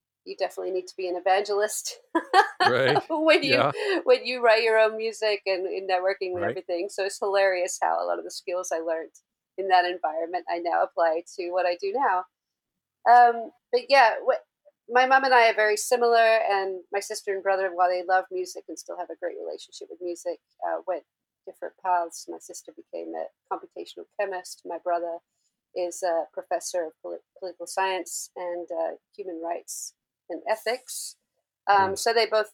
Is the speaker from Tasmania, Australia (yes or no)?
yes; Hobart, Tasmania, Australia; now in Los Angeles, United States; I'm actually from Tasmania, Australia, from the capital, Hobart